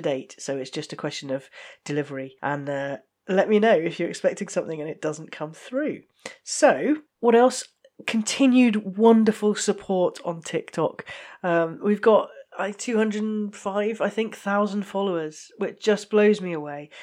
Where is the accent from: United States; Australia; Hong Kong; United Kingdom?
United Kingdom; I, I'm just British